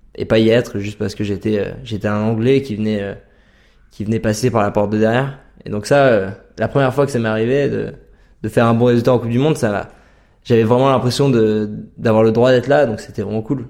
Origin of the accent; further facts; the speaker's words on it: Chartreuse, near Grenoble, Auvergne-Rhône-Alpes, France; moved away as an adult; now in Norway; j'ai grandi en Chartreuse, à côté de Grenoble